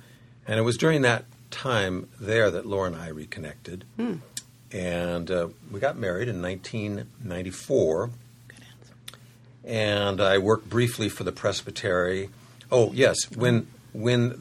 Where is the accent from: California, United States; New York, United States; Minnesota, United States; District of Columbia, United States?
California, United States; Concord; moved away as an adult; now in San Diego, United States; I grew up in Northern California in East Bay, and Concord is where I grew up